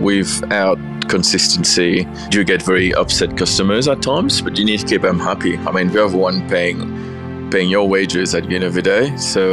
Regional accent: England, United Kingdom; moved away as an adult; now in Beechworth, Australia; Well, I came over from England with a Sofitel, and I got a transfer to come and run number 35 in the city.

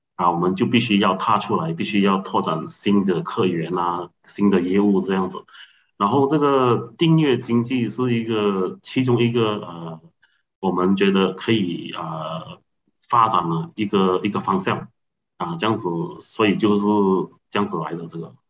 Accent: Seremban, Negeri Sembilan, Malaysia; 我来自福隆啊，一个比较小的一个，一个市区

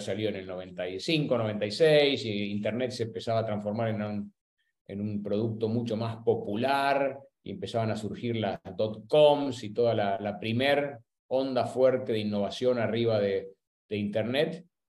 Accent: Buenos Aires, Argentina; soy argentino, nací y crecí en, en Buenos Aires

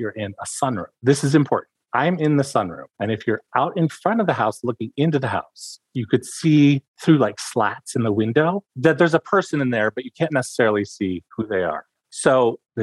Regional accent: Jackson, Michigan, United States; also born or lived in Ann Arbor, Michigan / Ypsilanti, Michigan; I was born and raised in Michigan

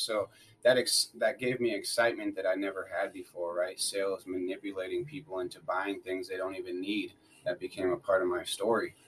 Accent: Wisconsin, United States; I grew up in Wisconsin. I grew up in a little town called Rocktown

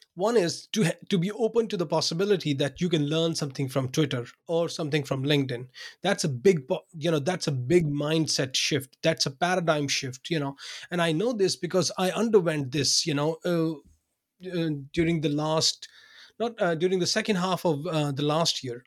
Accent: Pakistan; English is a second language; moved away as an adult; also born or lived in Binghamton, New York, United States; now in Odense, Denmark; I was born in Pakistan. I worked there for um, you know for the first 30 32 years of my life

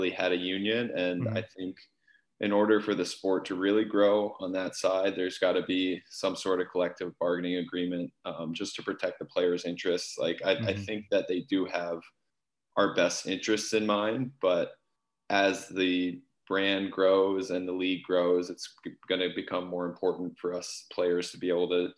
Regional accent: Ithaca, New York, United States; growing up in Ithaca, I mean, really hockey and lacrosse were my two main sports

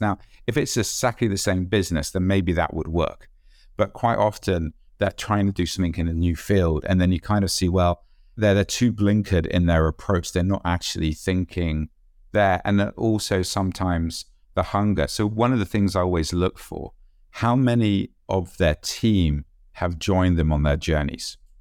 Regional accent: United Kingdom; being British

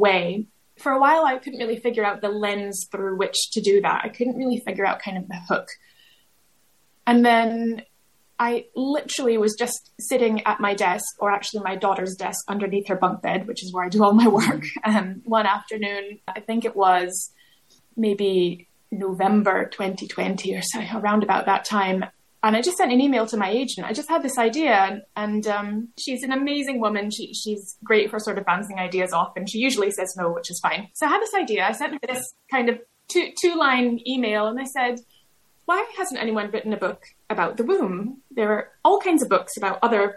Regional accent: United States; moved away as an adult; also born or lived in Glasgow, United Kingdom; now in United Kingdom; I grew up in America

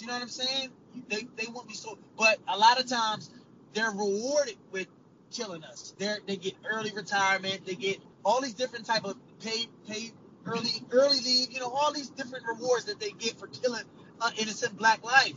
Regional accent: Trenton, New Jersey, United States; I'm from Trenton, New Jersey

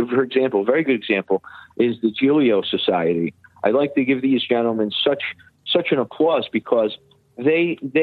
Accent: New York City, New York, United States; growing up in Bay Ridge

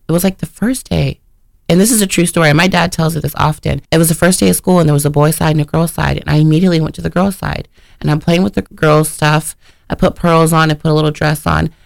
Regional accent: Richmond, Indiana, United States; now in Ohio, United States; I'm from Richmond, Indiana

